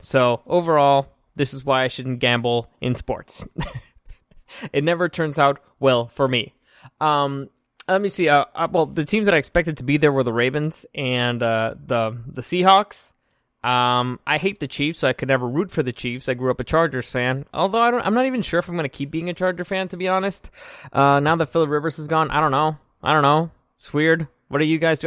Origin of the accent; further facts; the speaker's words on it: Mexico; now in San Diego, United States; I grew up in Mexico.